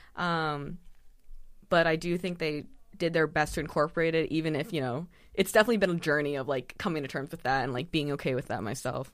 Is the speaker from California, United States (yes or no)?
yes; San Diego, California, United States; born or raised there; also born or lived in Saint Louis, Missouri / Claremont, California